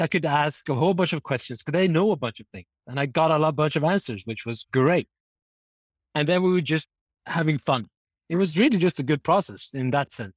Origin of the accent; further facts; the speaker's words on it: Norway; moved away; also born or lived in France / Canada; I'm from Norway